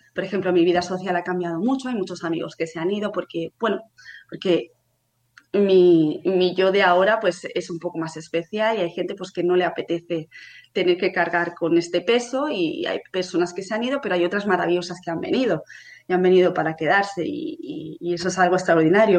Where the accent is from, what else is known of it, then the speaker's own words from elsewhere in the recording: Barcelona, Catalonia, Spain; tengo 31 años, hace poquito que los cumplí, soy de Barcelona